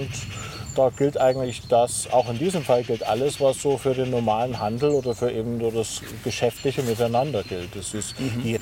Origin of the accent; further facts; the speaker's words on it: Dresden, Saxony, Germany; Ich bin ja in Ostdeutschland aufgewachsen, bin in Dresden geboren.